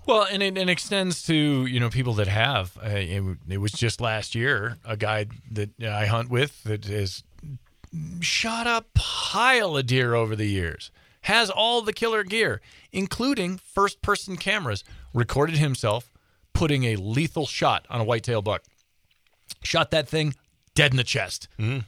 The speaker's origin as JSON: {"language": "English", "region": "Midwest", "country": "United States", "tie": "born or raised there", "moved": "yes", "lives_now": "Montana, United States", "said": "I grew up in the Midwest"}